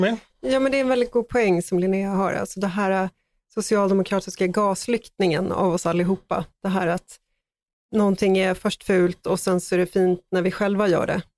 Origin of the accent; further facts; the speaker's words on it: Stockholm, Stockholm County, Sweden; Jag är själv född i Farsta